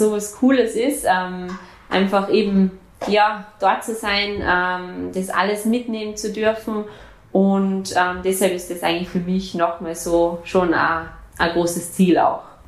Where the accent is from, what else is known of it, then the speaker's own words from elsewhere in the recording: Austria; also born or lived in Germany; now in Frankfurt, Germany; bei uns in Österreich